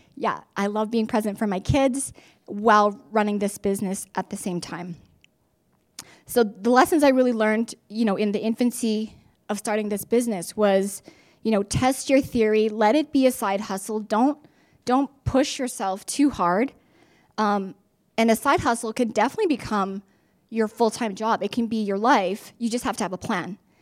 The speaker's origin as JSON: {"language": "English", "town": "Regina", "region": "Saskatchewan", "country": "Canada", "tie": "born or raised there", "lives_now": "Saskatoon, Canada", "said": "I was born and raised in Regina, along with two siblings"}